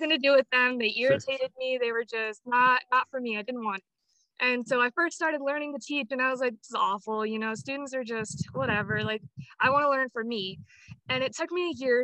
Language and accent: English; Apache Junction, Arizona, United States; I was born and raised in Apache Junction, Arizona